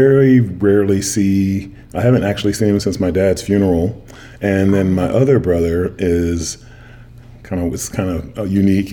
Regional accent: Austin, Texas, United States; also born or lived in College Station, Texas / Bryan, Texas; I was born in Austin, Texas at Bergstrom Air Force Base. My dad retired from the Air Force there in Austin

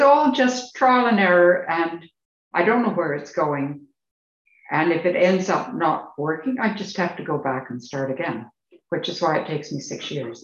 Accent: Canada; moved away as an adult; now in United Kingdom; I'm Canadian and that's still home.

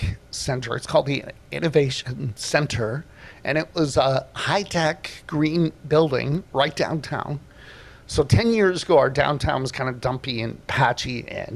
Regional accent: Toronto, Ontario, Canada; now in Kelowna, Canada; I grew up in Toronto

